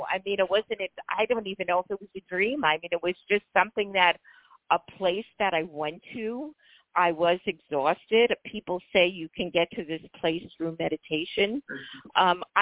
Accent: New York City, New York, United States; I'm from New York City

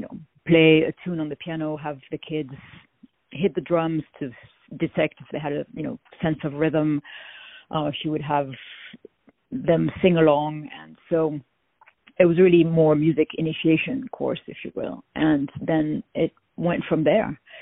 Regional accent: France; accent: French; now in United States; people always guess that I come from France.

